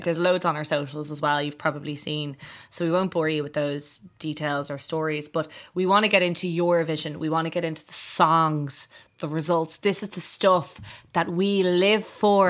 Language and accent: English; Ireland; We were no longer Irish people